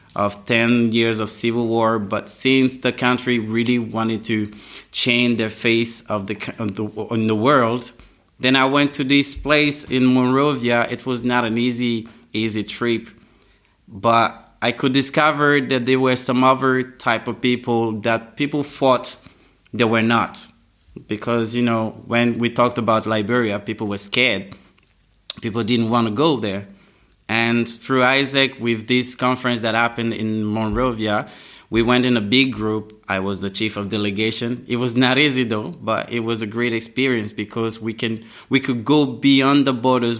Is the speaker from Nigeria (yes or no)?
no; Abidjan, Côte d’Ivoire; English is a second language; Then I grew up in Abidjan. I went to school in Abidjan